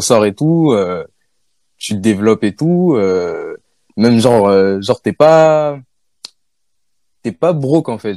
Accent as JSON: {"language": "French", "country": "France", "tie": "born or raised there", "said": "je suis né en France"}